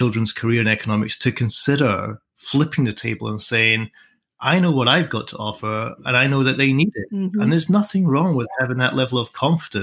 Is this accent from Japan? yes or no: no; Edinburgh, Scotland, United Kingdom; also born or lived in Dunbar, Scottish Borders; I grew up in Edinburgh